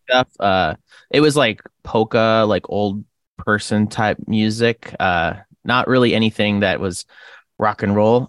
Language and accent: English; Rathdrum, Idaho, United States; also born or lived in Creston, British Columbia, Canada / Port Hill, Idaho; now in Coeur d'Alene, United States; I used to live in a smaller town called Rathdrum for most of my childhood